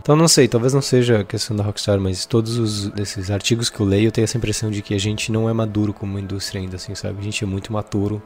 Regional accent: Brazil; eu cresci em Concorde

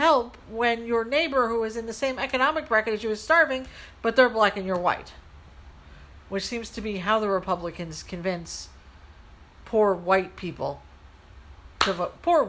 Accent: Ohio, United States; born there; That's why I was born in Ohio, partly.

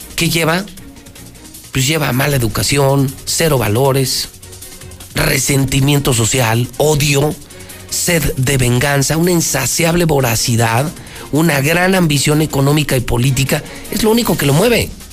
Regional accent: Aguascalientes, Mexico; La tasa de desempleo es más alta aquí que en el país. Somos de los estados más inseguros

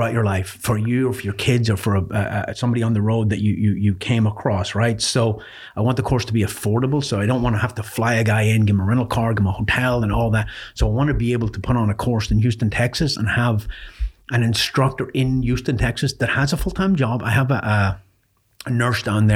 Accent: Ireland; moved away; I was born in Ireland

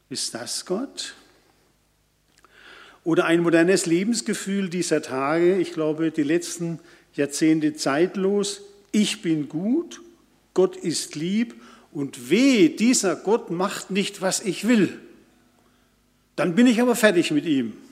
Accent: Karlsruhe, Baden-Württemberg, Germany; Karlsruhe, meine Heimat, benutzt noch zentrale Bußgeldstelle.

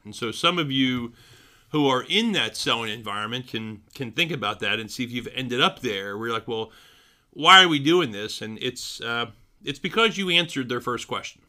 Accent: Philadelphia, Pennsylvania, United States; moved away; my hometown, City of Brotherly Love

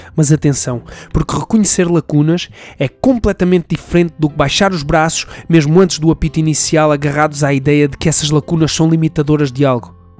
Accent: Portugal; enquanto português

